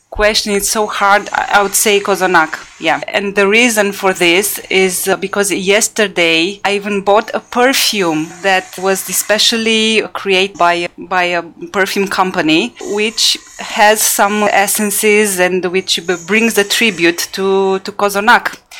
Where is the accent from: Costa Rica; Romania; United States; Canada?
Romania; Bucharest; born there; I was born in Bucharest. Yeah.